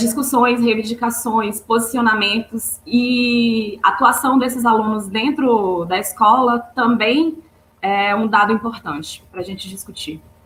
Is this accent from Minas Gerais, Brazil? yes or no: no; Maranhão, Brazil; moved away as an adult; now in Rio de Janeiro, Brazil; Eu sou maranhense, me formei no Maranhão